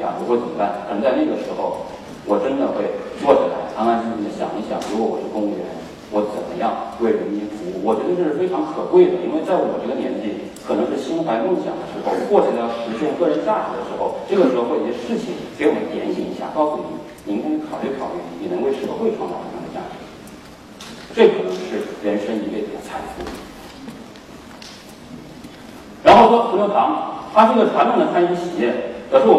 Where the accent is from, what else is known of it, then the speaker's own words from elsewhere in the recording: Hunan, China; 我湖南人需要什么我去卖